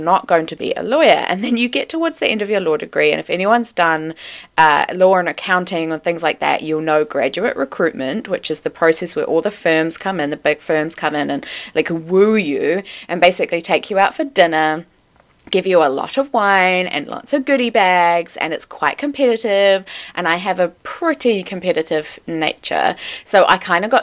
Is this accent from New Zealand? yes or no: yes; Wellington, New Zealand; But I am a North Island girl. I grew up in Wellington.